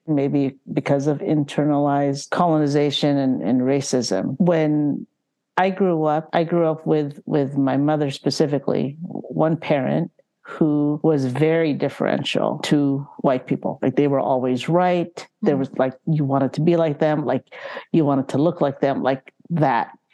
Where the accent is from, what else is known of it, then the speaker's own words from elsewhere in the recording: San Francisco, California, United States; also born or lived in Philippines; Sunset District